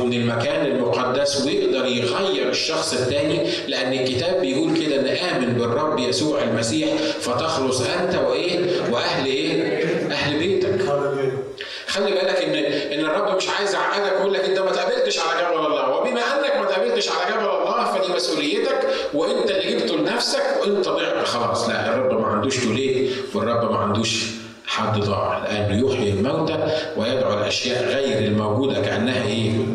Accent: Egypt; now in United States; ميدان التحرير عندنا في مصر

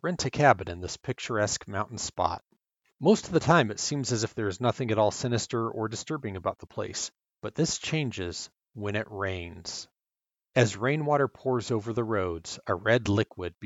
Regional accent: California, United States; Growing up in California

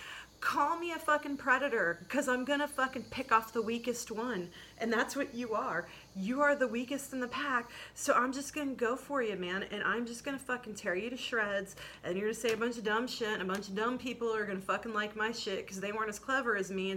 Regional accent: Midwest, United States; I'm from the Midwest.

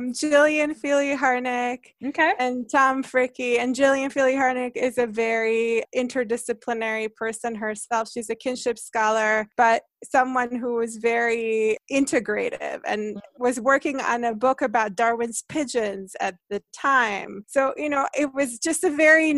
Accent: Hungary; English is a second language; also born or lived in New Jersey; now in United States; I grew up in Hungary

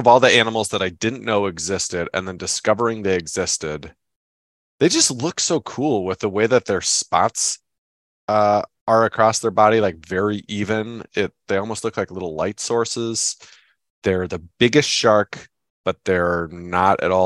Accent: Seattle, Washington, United States; growing up in Seattle

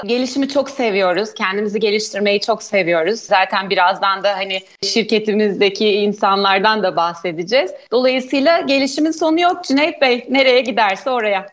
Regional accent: Ordu, Turkey; moved away as an adult; 1977 ee, Ordu doğumluyum. Evliyim, 3 kız çocuk annesiyim. Ordulu olma münasebetiyle liseyi Ordu Anadolu Sesi'nde tamamladım.

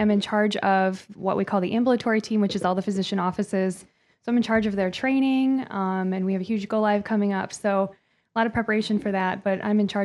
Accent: Sandusky area, Ohio, United States; also born or lived in Michigan; now in Toledo, United States; I grew up in a small town around the Sandusky area, two small towns

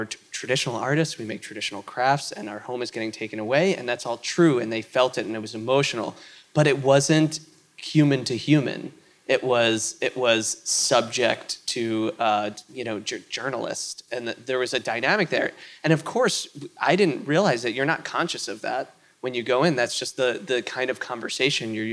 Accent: New York, United States; I am from New York

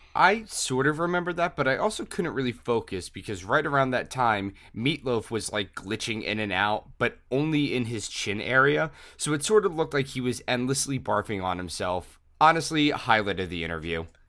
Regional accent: Philadelphia, Pennsylvania, United States; I'm from Philadelphia

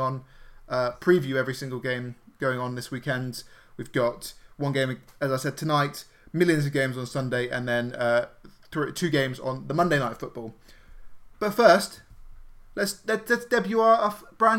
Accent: United Kingdom; We are obviously British, as you can hear

